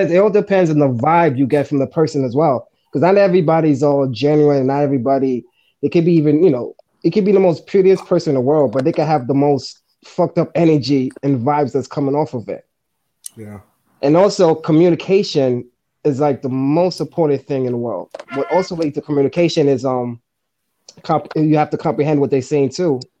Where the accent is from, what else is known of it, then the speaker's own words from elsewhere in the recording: New York City, New York, United States; I'm also from Manhattan.